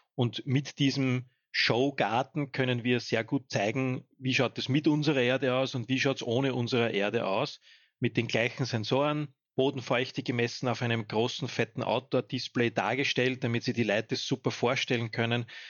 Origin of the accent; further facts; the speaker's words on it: home municipality in Lower Austria, Austria; in meiner Heimatgemeinde